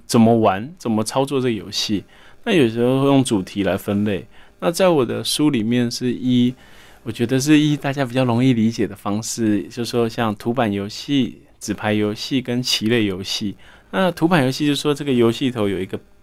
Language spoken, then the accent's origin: Chinese; Taichung, Taiwan; also born or lived in Taipei; 小时候住在台北，后来搬到台中